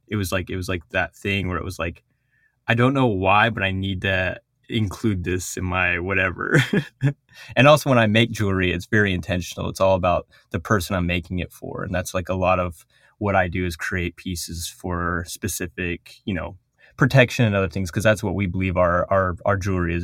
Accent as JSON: {"language": "English", "region": "Four Corners", "country": "United States", "tie": "born or raised there", "first_language": "Navajo", "second_language": "English", "said": "I'm from the Navajo Nation. um, in the Four Corners region of the United States."}